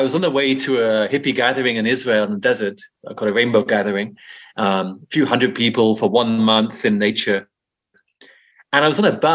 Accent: Brighton, South East England, United Kingdom; moved away as an adult; also born or lived in India; grew up in Brighton in England.

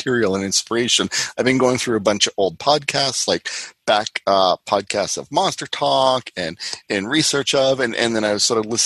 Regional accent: Canada; as a Canadian

